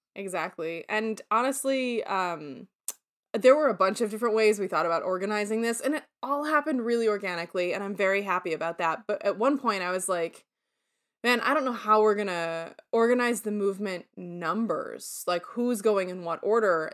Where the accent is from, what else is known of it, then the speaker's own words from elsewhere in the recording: Syracuse, New York, United States; moved away; also born or lived in Toledo, Ohio; I said, "Syracuse."